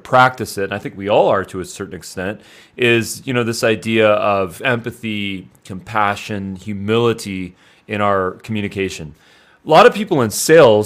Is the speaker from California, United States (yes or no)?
yes; Los Angeles, California, United States; also born or lived in Santa Monica; I was raised in Los Angeles